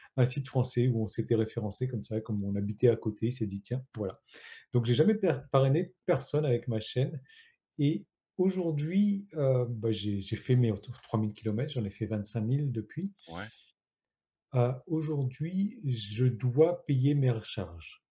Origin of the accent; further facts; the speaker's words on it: Réunion; moi je suis français, mais je suis de La Réunion